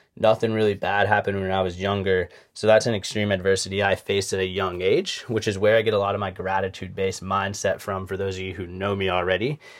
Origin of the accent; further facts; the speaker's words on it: Charleston, South Carolina, United States; I grew up in Charleston, South Carolina, from two loving parents